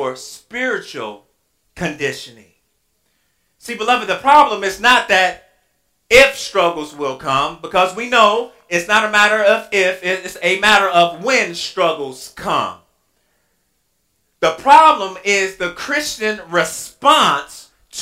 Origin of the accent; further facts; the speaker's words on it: Inkster, Michigan, United States; moved away as an adult; now in Louisville, United States; I'm from Inkster.